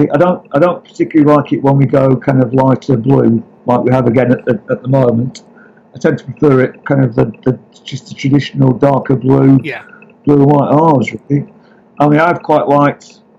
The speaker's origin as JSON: {"language": "English", "town": "Blackburn", "region": "North West England", "country": "United Kingdom", "tie": "born or raised there", "also_born_or_lived": "Liverpool / Bournemouth", "said": "I was born in Liverpool because um, basically I was adopted um, as a as a kind of baby, basically. So. Uh, Bournemouth then brought to Blackburn by my parents."}